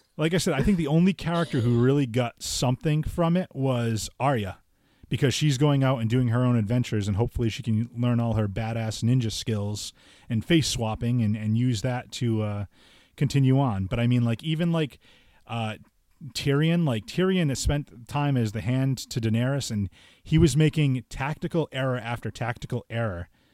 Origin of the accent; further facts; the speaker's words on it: Fall River, Massachusetts, United States; I'm from, you know, Fall River